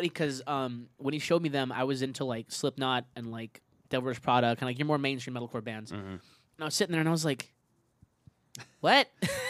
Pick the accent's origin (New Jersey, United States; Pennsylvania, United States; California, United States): California, United States; we're all from California